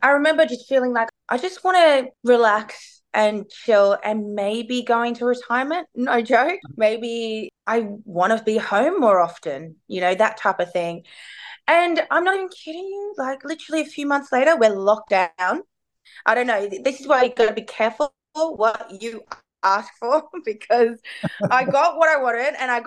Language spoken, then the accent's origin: English; Melbourne, Victoria, Australia; I'm from Melbourne